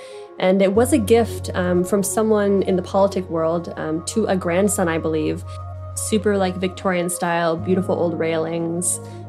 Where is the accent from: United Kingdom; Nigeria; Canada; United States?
Canada; Perth, Ontario; moved away; So I grew up in Perth, Ontario, a small little town, population of about 6,000.